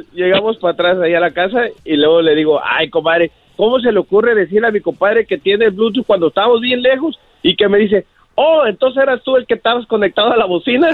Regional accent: Fontana, California, United States; Yo, yo soy de aquí de Los Ángeles, de Fontana. Aquí yo vivo en Fontana, California.

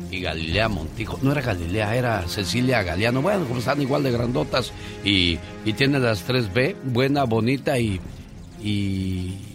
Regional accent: Michoacán, Mexico; moved away

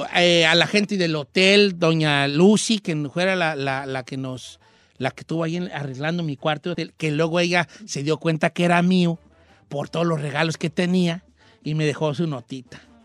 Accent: Michoacán, Mexico; soy de Michoacán

